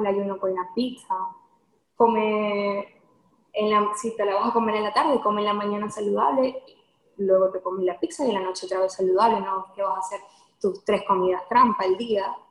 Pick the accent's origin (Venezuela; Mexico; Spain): Venezuela; moved away as an adult; now in Houston, United States; yo soy de Venezuela, vivo en Houston hace aproximadamente dos años, pero salí del país hace cinco años.